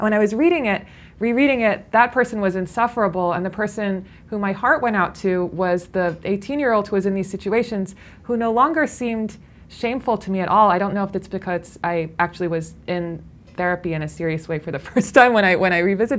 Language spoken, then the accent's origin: English; Midwest, United States; I went to Brown after I came from the Midwest.